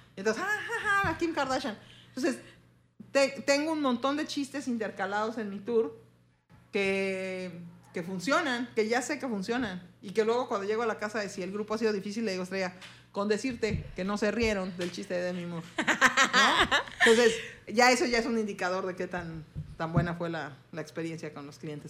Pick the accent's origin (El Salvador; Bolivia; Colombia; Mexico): Mexico; Somos dos mujeres mexicanas que somos las propietarias y quienes operamos el negocio